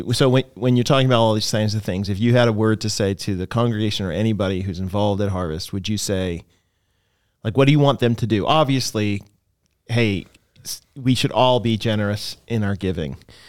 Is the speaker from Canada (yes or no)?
yes; Canada; I mean, I come from Canada, and there are places in Canada where like small towns, smallish towns, like 10,000 people towns, where there's not a single church that proclaims the gospel.